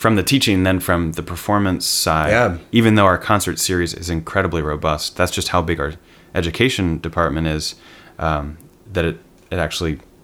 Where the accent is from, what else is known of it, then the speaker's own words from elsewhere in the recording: East Coast, United States; moved away as an adult; now in Chicago, United States; Growing up on the East Coast